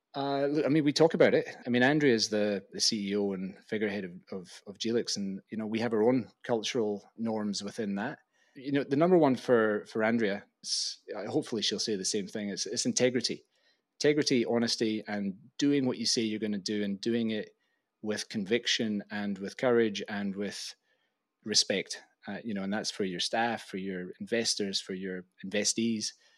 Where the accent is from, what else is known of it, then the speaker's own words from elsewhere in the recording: Glasgow, Scotland, United Kingdom; moved away as an adult; also born or lived in Oxford; I loved growing up in Glasgow